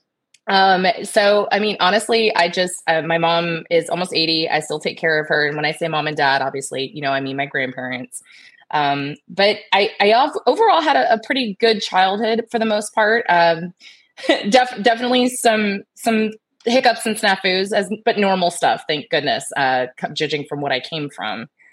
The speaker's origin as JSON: {"language": "English", "town": "Tampa", "region": "Florida", "country": "United States", "tie": "born or raised there", "said": "Born and raised in Tampa, Florida. I am a local Floridian"}